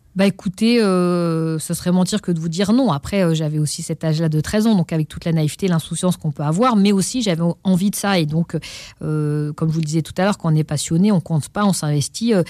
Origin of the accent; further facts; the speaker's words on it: Pantin, Île-de-France, France; Ils nous ont inscrits au conservatoire de la ville où on a grandi, à Pantin, en Seine-Saint-Denis.